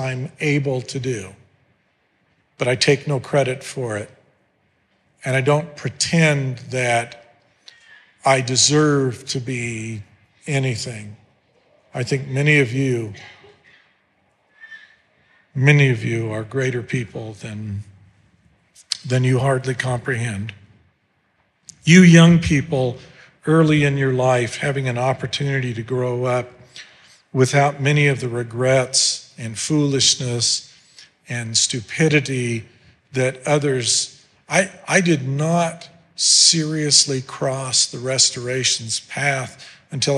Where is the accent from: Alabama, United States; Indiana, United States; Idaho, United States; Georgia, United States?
Idaho, United States; Mountain Home; I grew up in Mountain Home, Idaho